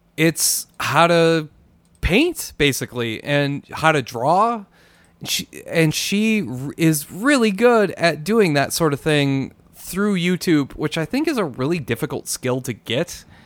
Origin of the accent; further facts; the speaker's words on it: Minnesota, United States; now in New Mexico, United States; I'm from Minnesota and I moved to New Mexico.